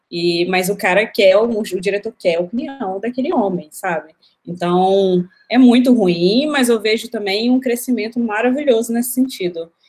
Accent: Belo Horizonte, Minas Gerais, Brazil; Belo Horizonte.

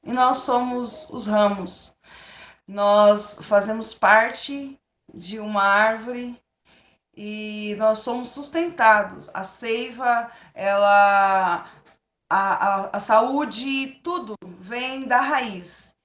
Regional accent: São Paulo, Brazil; also born or lived in Londrina, Paraná; Eu nasci no Paraná, vim para São Paulo, eu tinha três anos de idade e moro aqui já fazem 30 anos.

